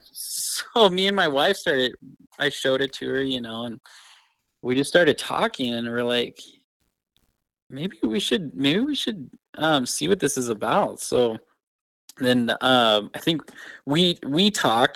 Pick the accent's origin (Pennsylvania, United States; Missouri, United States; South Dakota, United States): South Dakota, United States; Rapid City; the church I grew up in Rap City